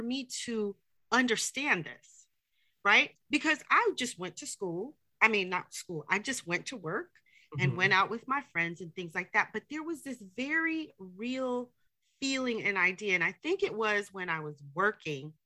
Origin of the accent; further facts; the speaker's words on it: New York, United States; moved away as an adult; also born or lived in Atlanta; I lived in Atlanta, so I'm from New York.